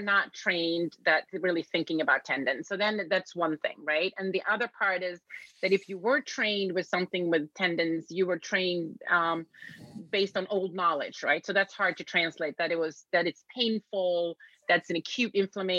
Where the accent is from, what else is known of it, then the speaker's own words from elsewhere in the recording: Sweden; moved away as an adult; now in United States; I was born and raised in Sweden